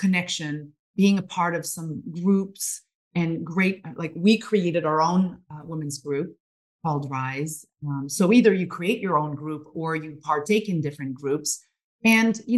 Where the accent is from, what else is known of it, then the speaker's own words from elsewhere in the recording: Montreal, Quebec, Canada; now in British Columbia, Canada; we come from Montreal.